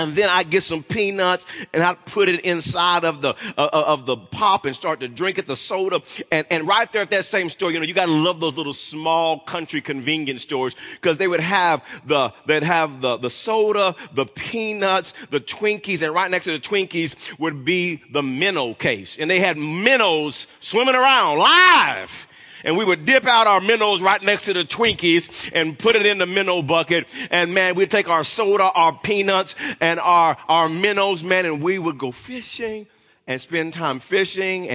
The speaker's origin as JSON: {"language": "English", "town": "Wewoka", "region": "Oklahoma", "country": "United States", "tie": "born or raised there", "said": "I grew up in Wewoka, Oklahoma"}